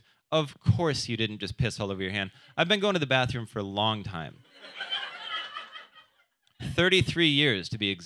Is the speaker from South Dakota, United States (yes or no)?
yes; South Dakota, United States; moved away; I am from South Dakota. I like going back over the holidays.